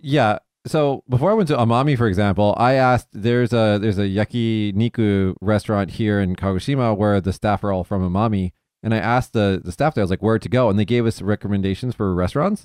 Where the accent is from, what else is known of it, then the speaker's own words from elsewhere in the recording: Las Vegas, Nevada, United States; where I'm from Vegas